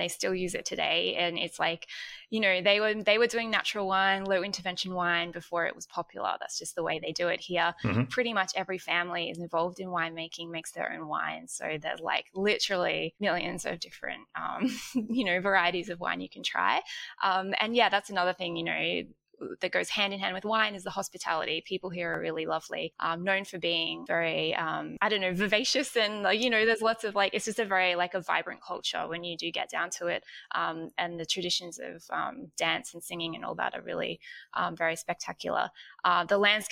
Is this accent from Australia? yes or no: yes; Australia; moved away as an adult; now in Tbilisi, Georgia; I'm Australian